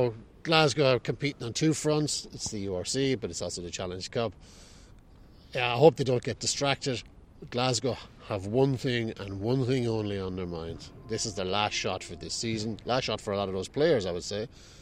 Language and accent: English; Limerick, Munster, Ireland; No, I'm not from Ireland. I'm from Limerick.